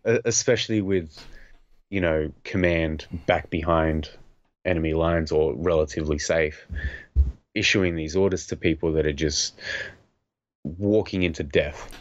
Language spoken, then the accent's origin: English; Australia; growing up in Australia